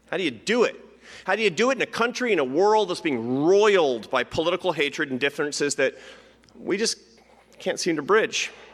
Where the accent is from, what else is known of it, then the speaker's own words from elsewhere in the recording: Seattle, Washington, United States; Seattle. Why? Because it's my hometown